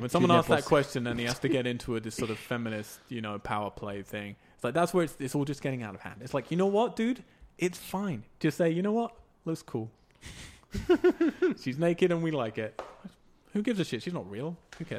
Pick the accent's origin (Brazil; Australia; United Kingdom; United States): United Kingdom; England; I'm English.